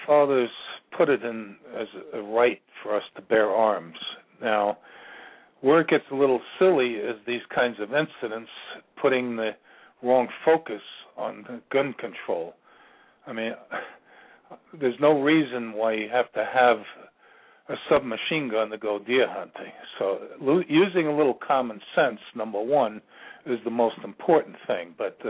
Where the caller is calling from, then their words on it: Virginia, United States; I'm calling from Virginia.